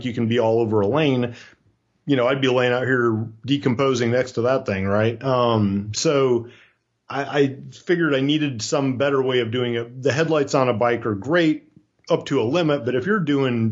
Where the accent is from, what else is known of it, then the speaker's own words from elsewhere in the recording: Iowa, United States; moved away; also born or lived in Florida; I was raised in Iowa. I won't use the words grow up, but I was raised in Iowa